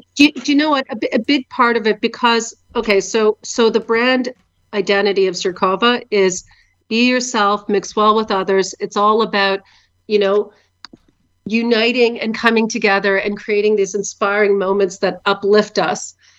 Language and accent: English; Canada; born or raised there; moved away as an adult; now in Ukraine